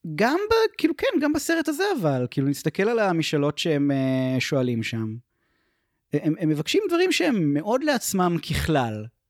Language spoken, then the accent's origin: Hebrew; Israel